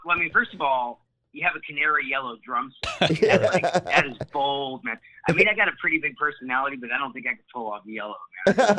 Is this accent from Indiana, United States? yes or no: no; Connecticut, United States; moved away; also born or lived in El Paso, Texas; I'm from Connecticut. Yeah, I'm from Connecticut originally, and then in 81 I moved to El Paso, Texas